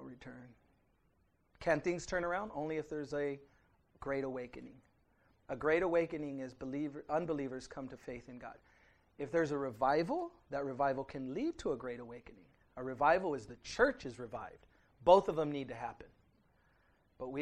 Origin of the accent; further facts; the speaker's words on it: United States; I'm an American.